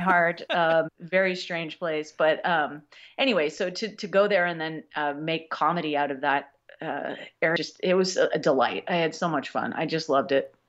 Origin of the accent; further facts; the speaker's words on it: New York, United States; now in Los Angeles, United States; I was born in Los Angeles, but I went to school back east, and I feel like I became uh, a full human being on the East Coast. So as far as I'm concerned, I am from New York